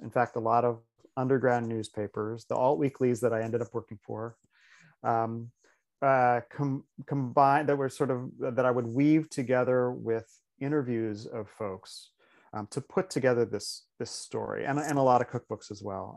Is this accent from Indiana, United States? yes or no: yes; northern Indiana, United States; moved away; also born or lived in San Francisco / Seattle; I grew up in Indiana